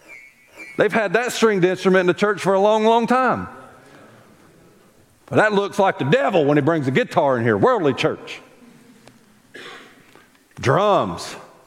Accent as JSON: {"language": "English", "region": "the South", "country": "United States", "said": "We happen to be a specific Baptist church because we're from the South. No, we're Southern and we're proud."}